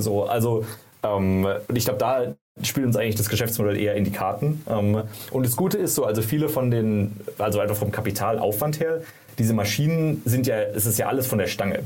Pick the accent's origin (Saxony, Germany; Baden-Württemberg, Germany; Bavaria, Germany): Baden-Württemberg, Germany; Karlsruhe; moved away as an adult; also born or lived in San Francisco; ich komme ursprünglich aus Karlsruhe, habe da studiert